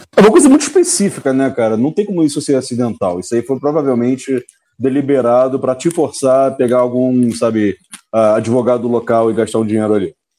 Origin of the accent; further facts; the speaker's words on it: Brazil; moved away; quando saí do Brasil